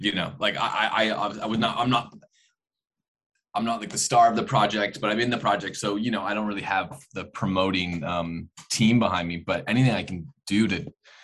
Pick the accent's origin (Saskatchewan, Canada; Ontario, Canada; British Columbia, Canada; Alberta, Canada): Alberta, Canada; Turner Valley; moved away as an adult; also born or lived in Vancouver; I'm from a small town, Alberta, southwest of Calgary called Turner Valley. Beautiful little town.